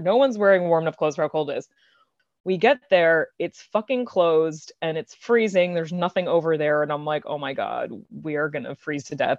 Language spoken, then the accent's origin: English; Long Island, New York, United States; now in New York City, United States; I am from Long Island, like, thirty minutes outside the city